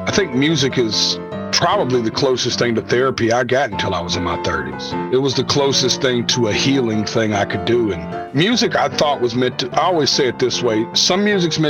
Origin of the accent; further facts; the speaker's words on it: Nashville, Tennessee, United States; I'm from Nashville, Tennessee.